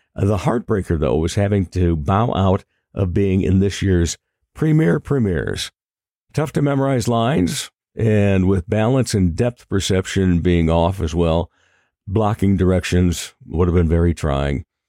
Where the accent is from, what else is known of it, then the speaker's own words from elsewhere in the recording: Rock Rapids, Iowa, United States; my hometown of Rock Rapids